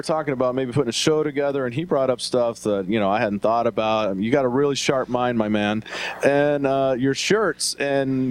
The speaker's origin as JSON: {"language": "English", "region": "the South", "country": "United States", "moved": "yes", "said": "nothing wrong with them Southern boys. I happen to be one myself"}